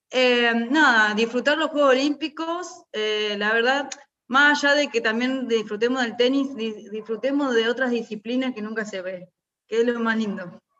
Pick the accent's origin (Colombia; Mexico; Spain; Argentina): Argentina; a mí que me representan como argentinos